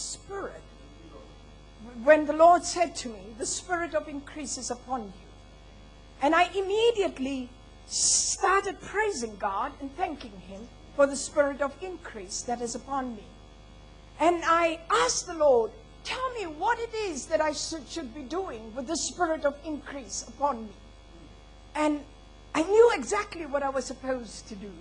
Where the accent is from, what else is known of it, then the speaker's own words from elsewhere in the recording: Botswana; I was born in Botswana.